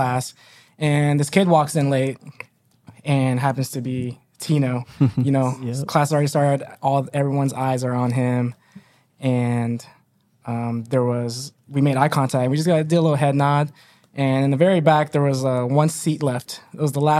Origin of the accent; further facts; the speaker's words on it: Des Moines, Iowa, United States; I'm born and raised in Des Moines, Iowa on the south side